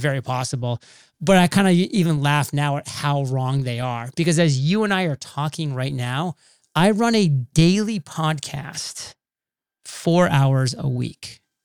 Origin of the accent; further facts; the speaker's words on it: Maine, United States; moved away as an adult; also born or lived in Rhode Island; I'm a boy from Maine, very small town, so I grew up kind of in that nice little homegrown environment